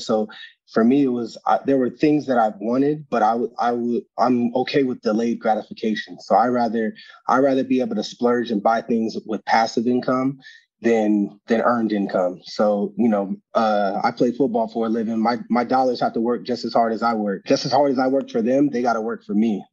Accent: Arizona, United States; get to play home in my hometown

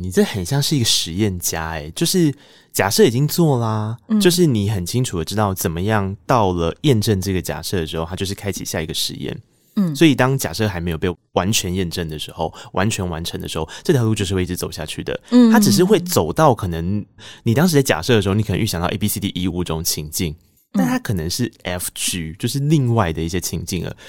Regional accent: Taiwan; first language Taiwanese Hokkien; Chinese is a second language; 我作为一个我母语是台语的人

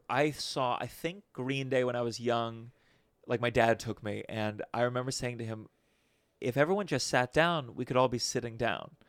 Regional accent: Potomac, Maryland, United States; moved away; I grew up in Potomac, Maryland.

